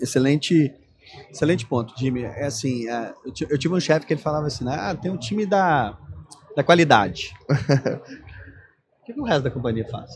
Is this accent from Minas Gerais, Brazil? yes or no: yes; Belo Horizonte, Minas Gerais, Brazil; accent: mineiro; moved away; also born or lived in São Paulo; eu sou de BH, né? Não sei se vocês já perceberam meu sotaque.